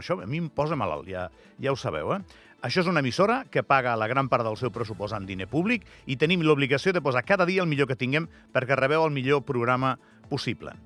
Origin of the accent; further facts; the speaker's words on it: Andorra; Som tan andorrans com el que més